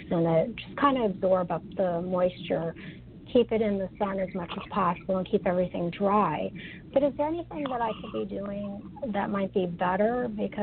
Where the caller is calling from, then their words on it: Maryland, United States; I'm calling from Maryland